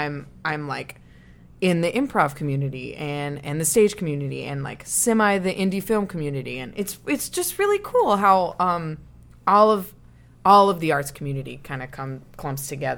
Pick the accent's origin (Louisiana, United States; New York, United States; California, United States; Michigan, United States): Louisiana, United States; Frisco; moved away as an adult; also born or lived in Shreveport, Louisiana; now in Chicago, United States; technically, I'm from Frisco.